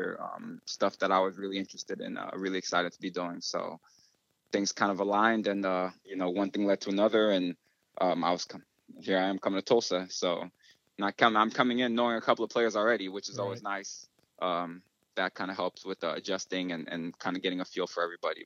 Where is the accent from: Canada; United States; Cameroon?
Cameroon; moved away; I was born in Cameroon, West Africa